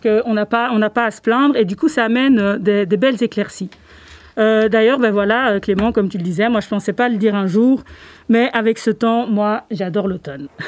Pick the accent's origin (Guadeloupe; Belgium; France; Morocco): Belgium; Louvain-la-Neuve, Wallonia; comme je venais de Louvain-la-Neuve